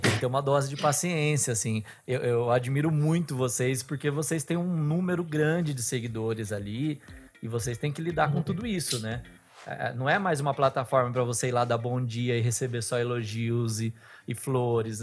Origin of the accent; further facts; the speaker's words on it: Bauru, São Paulo, Brazil; Eu sou de Bauru